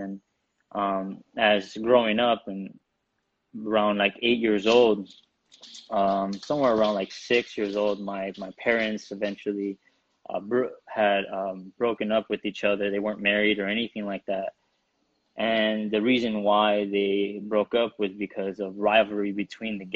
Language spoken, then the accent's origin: English; Burbank, California, United States; also born or lived in San Fernando, California; I grew up in Burbank, California. I was born in San Fernando